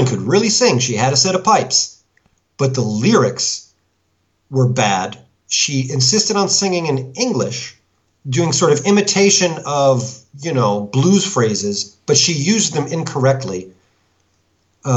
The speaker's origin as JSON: {"language": "English", "country": "United States", "moved": "yes", "lives_now": "France", "said": "as an American"}